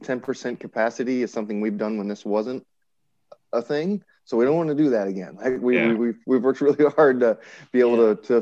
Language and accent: English; St. Louis, Missouri, United States; I actually went to high school in St. Louis. I went to DeSmet